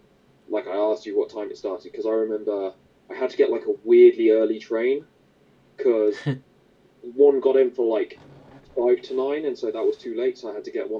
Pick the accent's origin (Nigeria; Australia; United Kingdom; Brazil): United Kingdom; Leamington Spa, West Midlands; I'm from Leamington, so that's maybe an hour and a half on the train down to London. And it's probably an hour and a half on the train up to Manchester.